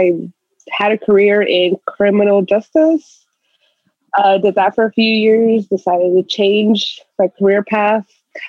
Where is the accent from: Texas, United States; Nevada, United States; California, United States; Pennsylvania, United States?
California, United States; Victorville; I am from, probably a lot of people don't know, it's called Victorville area. Mm. In the high desert.